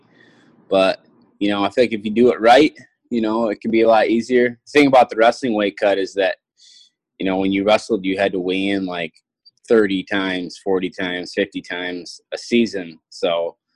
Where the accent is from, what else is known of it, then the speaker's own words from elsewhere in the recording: Sparta, United States; the town I grew up in Sparta